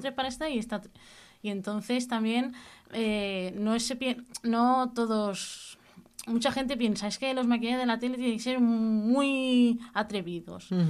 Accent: Cubelles, Catalonia, Spain; also born or lived in Badalona; vine al pueblo con 10 añitos, cosas así, que mis padres se mudaron a Cubellas

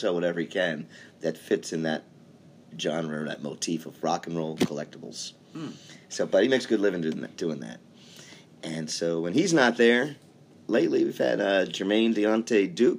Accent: Baltimore, Maryland, United States; moved away; I'm from Baltimore. Cool. That's right. And raised in Baltimore. Yep. My folks still live there.

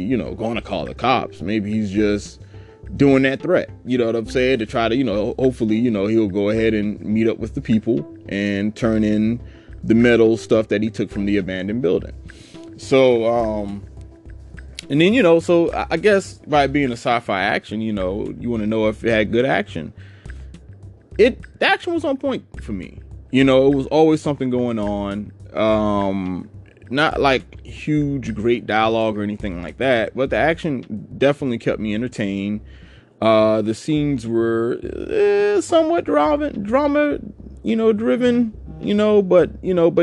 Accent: Savannah, Georgia, United States; growing up in Savannah

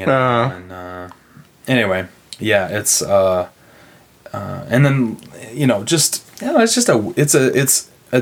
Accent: Broken Arrow, Oklahoma, United States; now in Chesterton, United States; Broken Arrow, Oklahoma, outside of Tulsa.

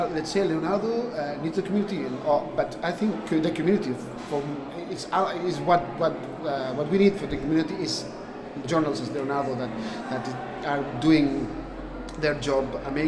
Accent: Barcelona, Catalonia, Spain; I'm from Barcelona, Spain.

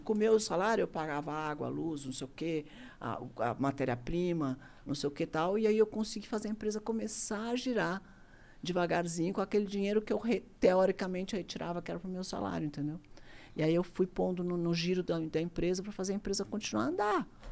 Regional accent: Brazil; Eu sou brasileiro, adoro o Brasil.

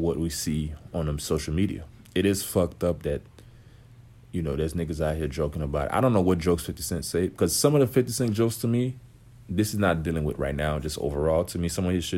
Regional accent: Haiti; I grew up, I'm from Haiti

